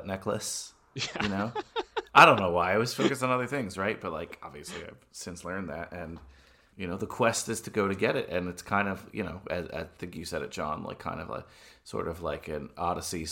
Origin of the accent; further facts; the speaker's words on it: Bergen County, New Jersey, United States; I grew up in Bergen County